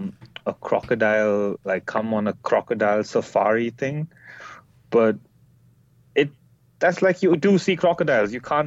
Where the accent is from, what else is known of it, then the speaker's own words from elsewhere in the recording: India; now in Sri Lanka; I'm not Sri Lankan, I'm actually Indian.